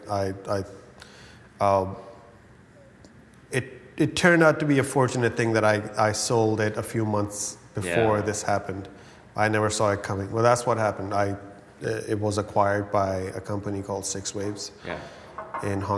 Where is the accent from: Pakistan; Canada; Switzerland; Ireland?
Pakistan; I come from Pakistan.